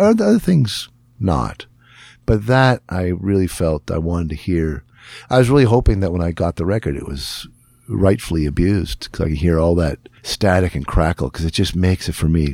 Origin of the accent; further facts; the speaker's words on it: Northern Ontario, Canada; I'd say I'm from Acaro, and they'd say, "Anywhere near Espanola."